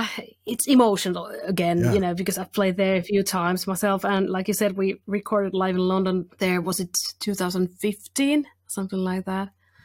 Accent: Finland; first language Finnish; English is a second language; And it's always, because I'm a Finnish-spoken person, it's always good t

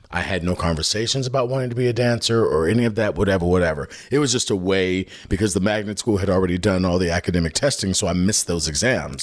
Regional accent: Chicago, Illinois, United States; I was born in Chicago, yeah. I grew up on the South Side.

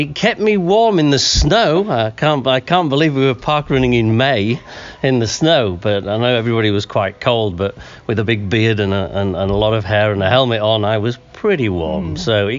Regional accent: Naracoorte, South Australia, Australia; now in Germany; from Naracoorte. Esslingen parkrun in Germany.

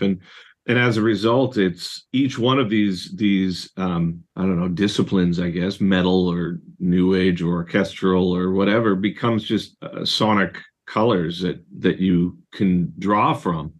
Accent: Surrey, British Columbia, Canada; I was raised in Surrey in British Columbia

